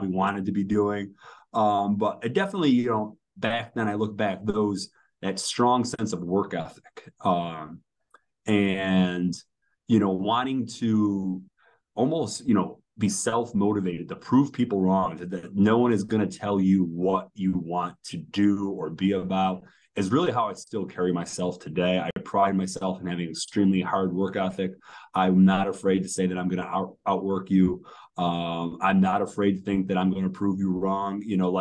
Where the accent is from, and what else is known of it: New York, United States; born or raised there; moved away as an adult; now in Charlotte, United States